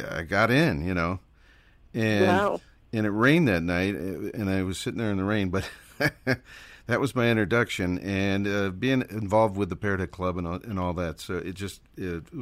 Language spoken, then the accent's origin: English; Parma, Ohio, United States; I am from Parma, Ohio, and I'm still in Parma, Ohio.